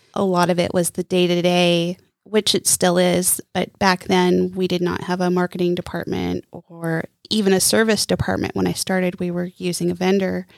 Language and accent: English; Coos Bay, Oregon, United States; also born or lived in Palm Springs, California / California; now in Lake Norman area, United States; I am originally from Oregon, the coast of Oregon, Coos Bay, to be exact. And I grew up between Coos Bay and Palm Springs, California